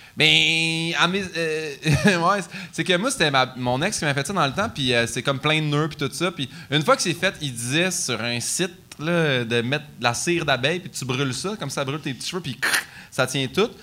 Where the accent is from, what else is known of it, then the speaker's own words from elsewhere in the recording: Saint-Hyacinthe, Quebec, Canada; je viens de Saint-Hyacinthe, c'est la place la plus francophone.